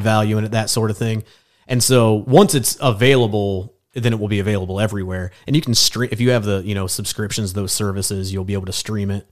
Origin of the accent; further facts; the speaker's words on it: Fairmount, Indiana, United States; also born or lived in Muncie, Indiana / New York; now in Indianapolis, United States; I'm from Grant County, which is just north of Muncie. Uh, I grew up like in the middle of nowhere, like in between cornfields, uh, next to Fairmount, Indiana